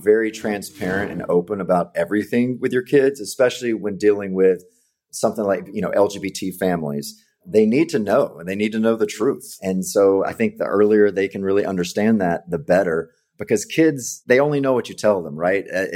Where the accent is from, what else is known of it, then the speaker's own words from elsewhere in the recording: Mississippi, United States; I grew up in Mississippi, so family is your life. You don't really look outside your little town